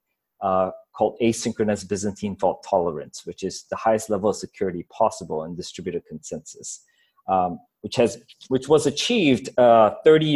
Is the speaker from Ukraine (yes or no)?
no; Singapore; moved away as an adult; also born or lived in Ghana; I grew up in Singapore